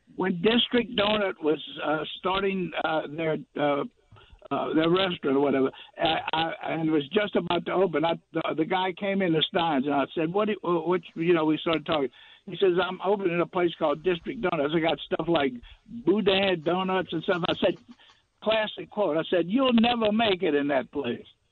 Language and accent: English; Baton Rouge, Louisiana, United States; I'm from Baton Rouge.